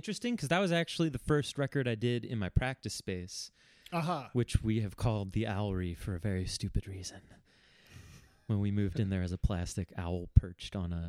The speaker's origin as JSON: {"language": "English", "town": "Philadelphia", "region": "Pennsylvania", "country": "United States", "tie": "born or raised there", "said": "growing up in Philadelphia in the late 2000s was like DIY sort of like math rock music was just everywhere."}